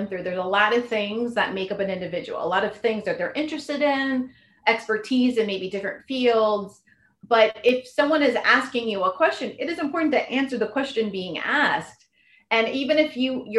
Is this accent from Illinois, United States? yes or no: no; Silicon Valley, California, United States; I'm from Silicon Valley